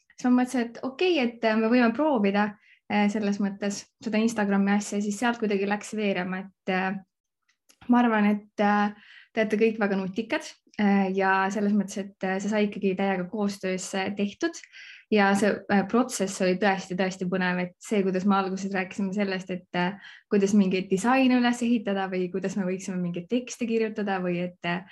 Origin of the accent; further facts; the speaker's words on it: Võru County, Estonia; moved away; also born or lived in Viimsi; tegelikult pärit olen ma Võrumaalt